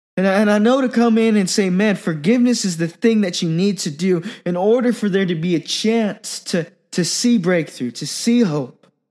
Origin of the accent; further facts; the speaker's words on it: Silicon Valley, California, United States; I grew up in the Silicon Valley